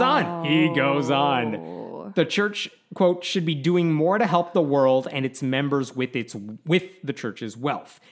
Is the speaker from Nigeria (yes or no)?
no; Chicago, Illinois, United States; we're from Chicago